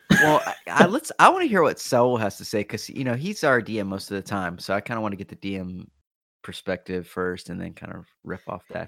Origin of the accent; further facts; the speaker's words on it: North Carolina, United States; my home state of North Carolina